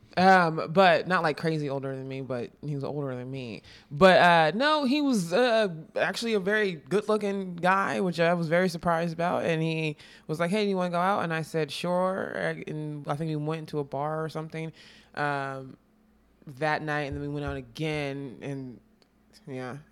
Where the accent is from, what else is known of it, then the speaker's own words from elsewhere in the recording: Texas, United States; moved away as an adult; also born or lived in Austin / Dallas; I'm from Texas